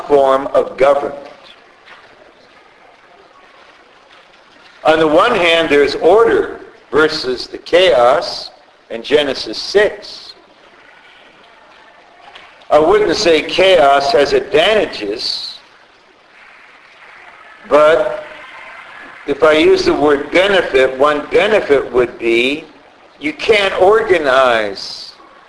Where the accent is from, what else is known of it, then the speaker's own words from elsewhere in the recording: United States; I'm an American citizen.